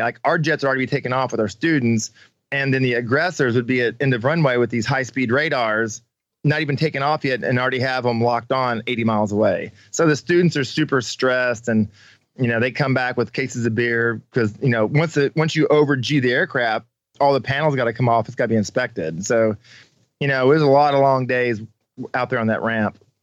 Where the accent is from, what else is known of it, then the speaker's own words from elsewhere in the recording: Slater, Missouri, United States; moved away as an adult; also born or lived in Kansas City, Kansas / El Paso, Texas / Las Vegas, Nevada; I spent all my life growing up in Missouri. I graduated from Slater High School